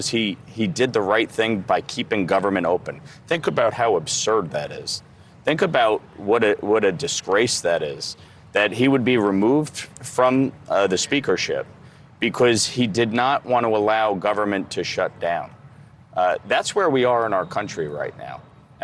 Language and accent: English; New York, United States; a state like New York, my home state